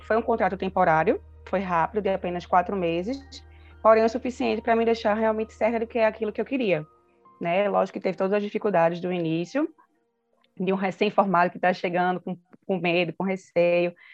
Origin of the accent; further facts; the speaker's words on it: Recife, Pernambuco, Brazil; moved away as an adult; now in São Paulo, Brazil; eu sou nasci em Recife, mas agora estou morando em São Paulo